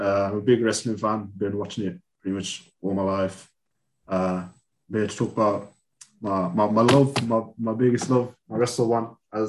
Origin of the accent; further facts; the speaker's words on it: United Kingdom; So I live in the UK. I've been here all my life. My family migrated, say, about 50 years ago.